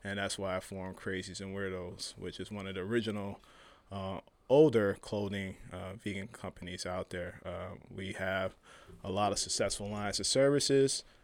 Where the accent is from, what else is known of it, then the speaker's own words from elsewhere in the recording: Chicago, Illinois, United States; moved away; I'm from Chicago originally.